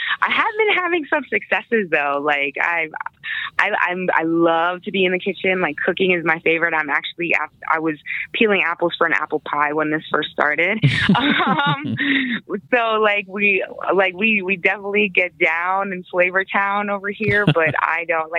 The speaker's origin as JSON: {"language": "English", "region": "Pennsylvania", "country": "United States", "tie": "born or raised there", "also_born_or_lived": "Brooklyn, New York / Queensbridge, New York / Hershey, Pennsylvania", "moved": "as an adult", "lives_now": "Colorado, United States", "said": "So I was born in Brooklyn, New York. I was raised in Queensbridge. My family moved to Pennsylvania when I was like 9."}